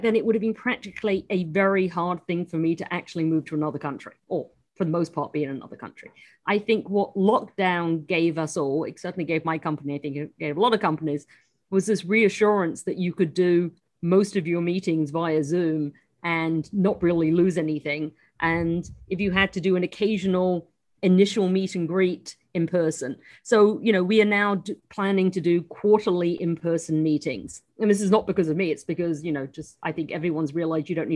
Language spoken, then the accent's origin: English; United Kingdom; moved away as an adult; now in New York, United States; I'm still a British citizen as well